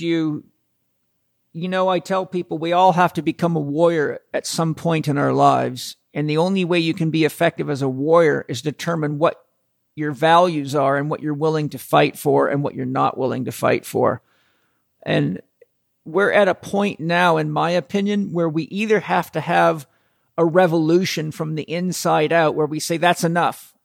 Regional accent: Southern California, United States; we come from Southern California

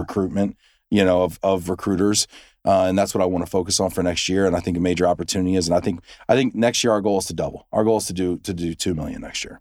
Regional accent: United States; we have short memories over in the, in the U S

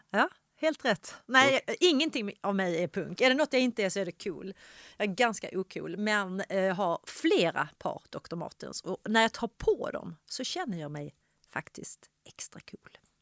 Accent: Ystad, Skåne, Sweden; jag är uppväxt i Ystad

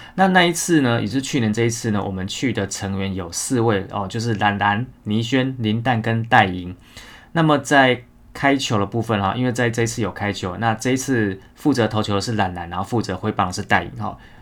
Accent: Taiwan; 我们台湾人

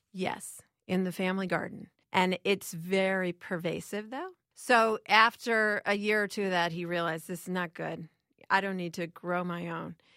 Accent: Chicago, Illinois, United States; I grew up in Chicago

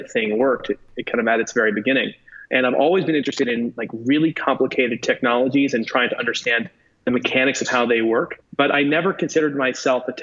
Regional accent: New York, United States; I'm actually a New Yorker from New York. So I'm one of the few people here. I'm currently sitting in a skyscraper in Manhattan who was actually born on this island. And I grew up both in New York and then in the adjoining areas

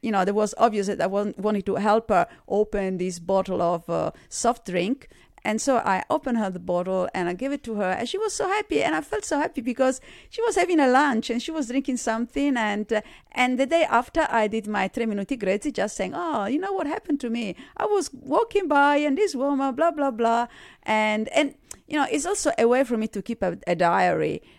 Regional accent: Sardinia, Italy; accent: Italian; English is a second language; moved away as an adult; also born or lived in Germany / Australia; I was born in Sardinia in Italy

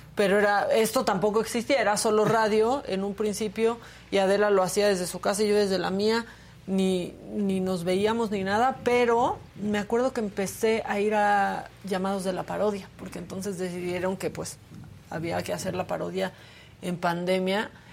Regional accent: Tijuana, Baja California, Mexico; now in Mexico City, Mexico; soy de Tijuana, esas son mis raíces, esa es la sangre que corre por mis venas

